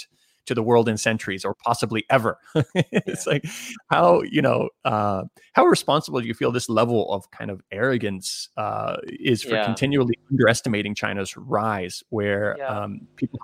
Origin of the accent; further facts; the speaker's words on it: Canada; I grew up in Canada